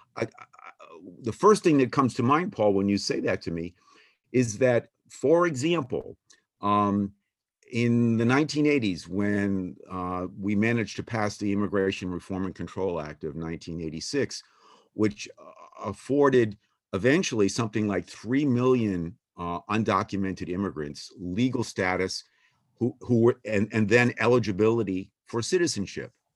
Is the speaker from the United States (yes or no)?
yes; Boston, Massachusetts, United States; I came from Boston, I came from an Irish Catholic political family